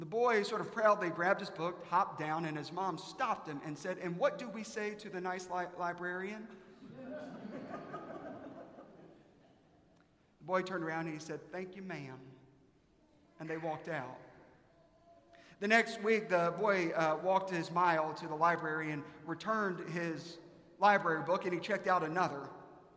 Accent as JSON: {"language": "English", "region": "South Carolina", "country": "United States", "said": "I'm from South Carolina."}